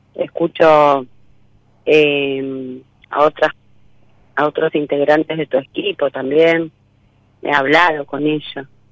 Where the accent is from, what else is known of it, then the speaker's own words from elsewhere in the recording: Florencio Varela, Buenos Aires Province, Argentina; Yo soy de Florencio Varela